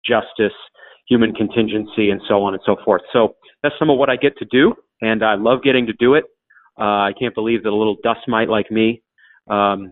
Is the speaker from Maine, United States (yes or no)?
yes; coastal Maine, United States; moved away as an adult; Grew up in Maine in a Christian home